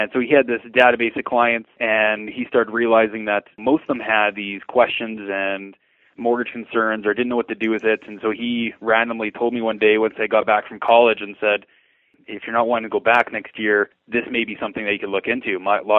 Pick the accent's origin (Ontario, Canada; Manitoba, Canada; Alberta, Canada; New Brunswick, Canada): Alberta, Canada; Lethbridge; I was born and raised here in Lethbridge.